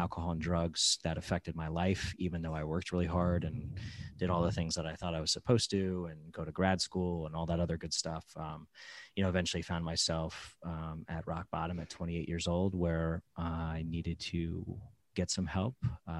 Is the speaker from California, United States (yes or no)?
no; New York, United States; now in South Florida, United States; So I'm originally from New York, came down here to South Florida for an opportunity